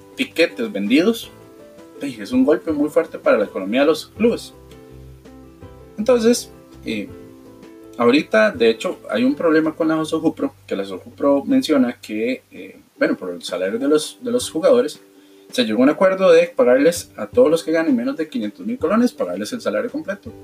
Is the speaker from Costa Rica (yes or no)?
yes; Costa Rica; como ticos